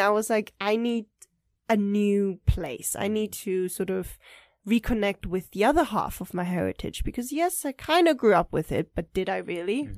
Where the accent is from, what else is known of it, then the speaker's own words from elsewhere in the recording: Germany; moved away as an adult; also born or lived in Taipei, Taiwan; now in Taiwan; we moved to Germany when I was three.